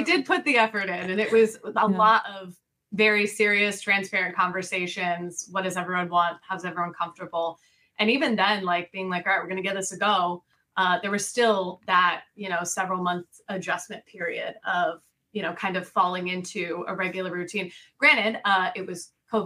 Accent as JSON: {"language": "English", "region": "Missouri", "country": "United States", "tie": "born or raised there", "also_born_or_lived": "Colorado", "moved": "as an adult", "lives_now": "Florida, United States", "said": "I grew up in Missouri"}